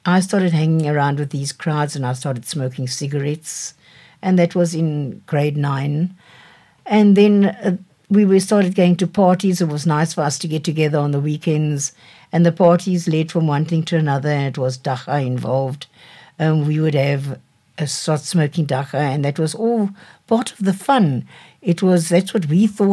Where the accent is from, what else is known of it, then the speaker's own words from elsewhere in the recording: Cape Town, Western Cape, South Africa; I grew up in Cape Town, in Devil's Peak.